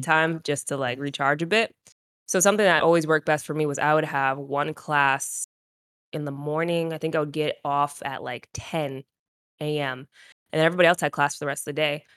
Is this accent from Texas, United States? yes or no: no; Rhode Island, United States; moved away as an adult; also born or lived in North Carolina; I was from Rhode Island